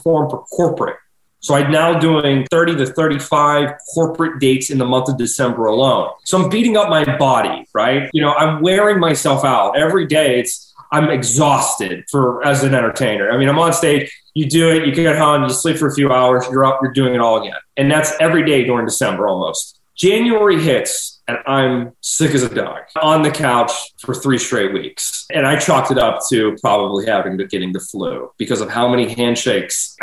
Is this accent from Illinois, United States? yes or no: no; Pittsburgh, Pennsylvania, United States; my hometown residency in Pittsburgh